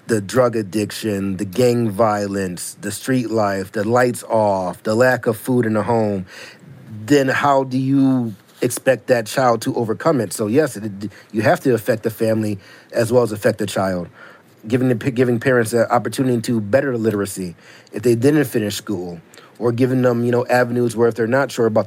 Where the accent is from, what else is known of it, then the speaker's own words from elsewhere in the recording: Syracuse, New York, United States; When I was growing up in Syracuse